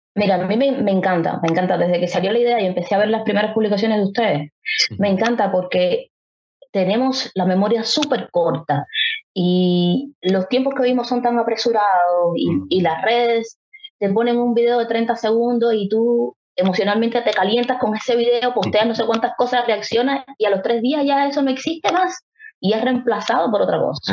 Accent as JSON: {"language": "Spanish", "town": "Havana", "region": "La Habana", "country": "Cuba", "said": "los que somos habaneros y habaneras"}